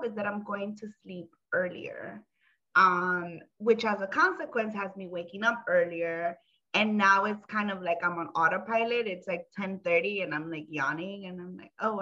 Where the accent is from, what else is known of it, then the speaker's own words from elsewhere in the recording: New York City, New York, United States; also born or lived in Honduras (ancestry); I'm from the Bronx, you know, BX all day